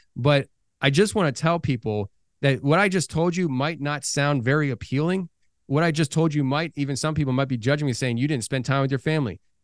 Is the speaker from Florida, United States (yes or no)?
no; Philadelphia, Pennsylvania, United States; now in Tennessee, United States; I come from Philadelphia, live in Tennessee now